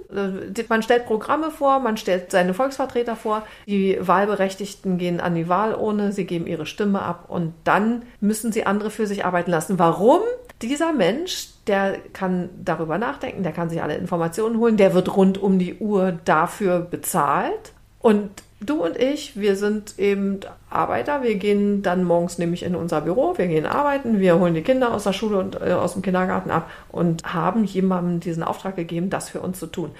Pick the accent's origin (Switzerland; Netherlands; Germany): Germany; Berlin; als Berlinerin